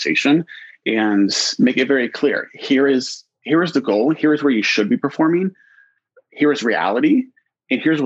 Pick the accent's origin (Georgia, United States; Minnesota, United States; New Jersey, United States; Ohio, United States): Ohio, United States; Columbus; moved away as an adult; now in Portland, United States; Born and raised in Columbus, Ohio.